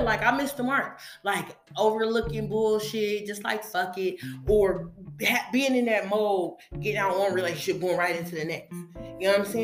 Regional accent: West Coast, United States; I'm from the West Coast

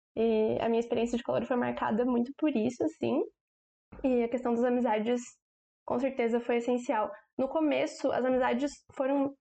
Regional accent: Joinville, Santa Catarina, Brazil; Eu sou de Joinville mesmo

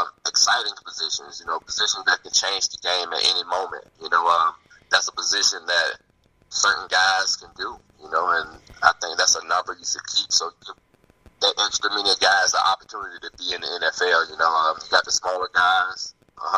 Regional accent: Opelika, Alabama, United States; I'm from Opelika, Alabama. Actually, the high school I went to was Beauregard High School.

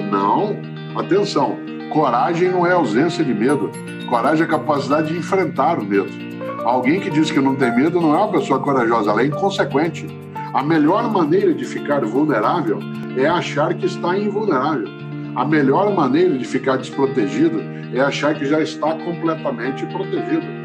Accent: Londrina, Paraná, Brazil; accent: caipira; now in São Paulo, Brazil

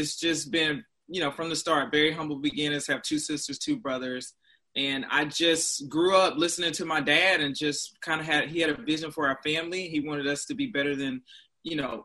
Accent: Roseboro, North Carolina, United States; moved away as an adult; I was born in Roseboro, North Carolina

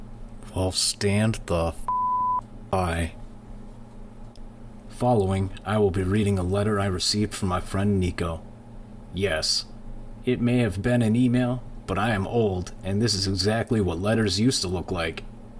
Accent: Johannesburg, Gauteng, South Africa; We're from Johannesburg, South Africa, and I just want to introduce us and our journey to everyone here.

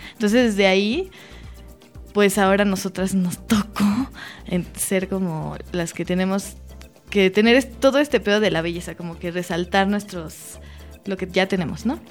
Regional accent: Mexico; uno como mexicana

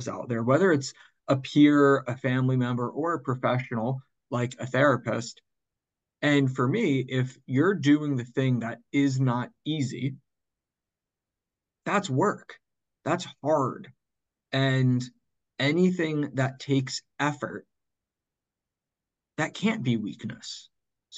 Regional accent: Northern New Jersey, United States; I grew up in Northern New Jersey

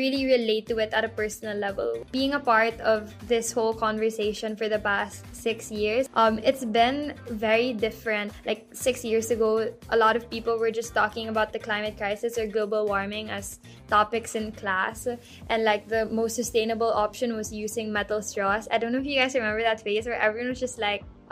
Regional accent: Philippines

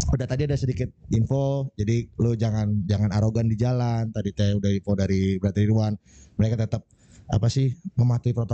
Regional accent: Bekasi, West Java, Indonesia; BNC itu gue orang Bekasi ya bro.

